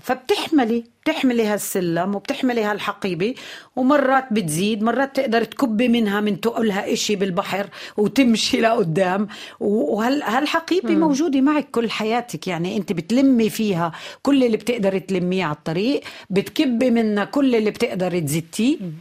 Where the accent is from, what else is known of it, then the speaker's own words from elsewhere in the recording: Palestine; عندنا بفلسطين